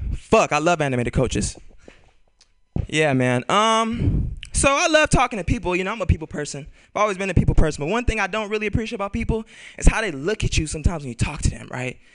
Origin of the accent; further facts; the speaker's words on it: Bay Area, California, United States; I'm born and raised in California. I'm a Bay Area cat